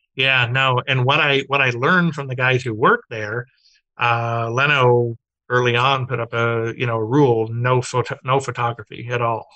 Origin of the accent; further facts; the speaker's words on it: Glendale, California, United States; I grew up in Glendale, which is Burbank